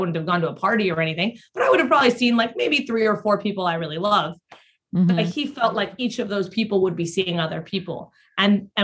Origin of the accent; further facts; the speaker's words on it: Mexico; moved away; I grew up in Mexico